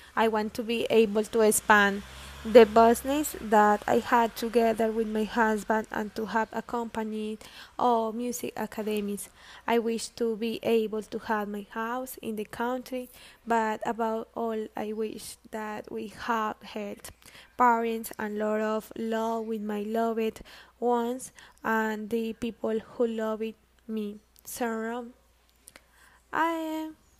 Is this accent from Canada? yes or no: no; Granada, Meta, Colombia; I am from Granada Meta